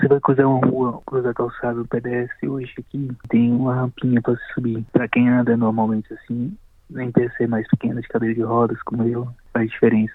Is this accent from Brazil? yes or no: yes; interior of Bahia, Brazil; moved away as an adult; also born or lived in São Paulo, Brazil; now in Melbourne, Australia; eu vivo fora da minha cidade natal desde os 20 e poucos anos de idade. Eu sou da Bahia, do interior da Bahia, e morei 10 anos em São Paulo antes de ir para a Austrália